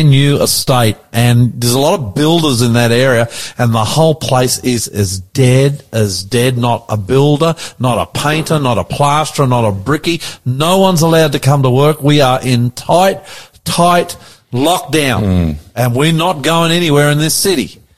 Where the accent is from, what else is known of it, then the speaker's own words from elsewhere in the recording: Sydney, New South Wales, Australia; I'm the Aussie Pastor. Welcome to our program today. I want to say, coming from the COVID capital of Australia, Sydney.